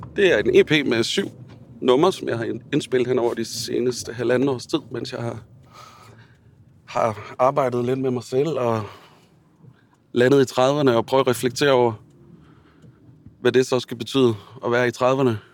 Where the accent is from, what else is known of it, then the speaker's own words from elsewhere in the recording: Billund, Southern Denmark, Denmark; Og jeg er opvokset i Bilund